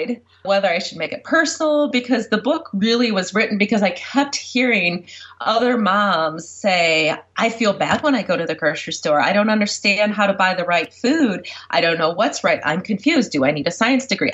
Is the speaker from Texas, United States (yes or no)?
no; Michigan, United States; my home state of Michigan